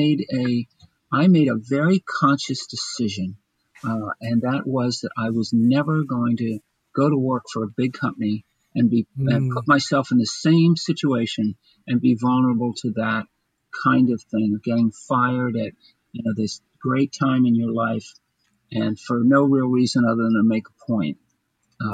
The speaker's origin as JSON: {"language": "English", "town": "Bryn Mawr", "region": "Pennsylvania", "country": "United States", "tie": "born or raised there", "also_born_or_lived": "Chester County, Pennsylvania", "said": "I grew up outside in the western suburbs of Philadelphia, out in the Paley, Bryn Mawr area"}